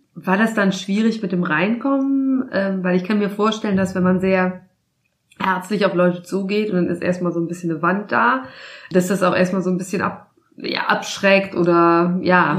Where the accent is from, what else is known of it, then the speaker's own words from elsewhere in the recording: Rhineland, Germany; moved away as an adult; also born or lived in Berlin; now in Frankfurt, Germany; ich bin ja aus dem Rheinland